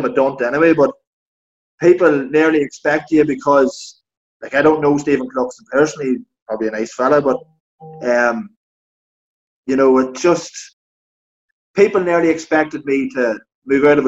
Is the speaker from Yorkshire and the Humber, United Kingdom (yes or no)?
no; Fermanagh, Northern Ireland, United Kingdom; I'm from Fermanagh